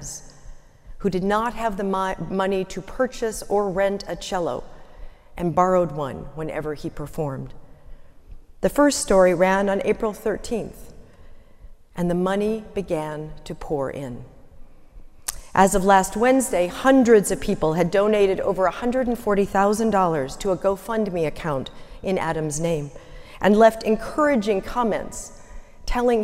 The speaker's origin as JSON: {"language": "English", "region": "London", "country": "United Kingdom", "tie": "born or raised there", "said": "a very young girl growing up in London, England"}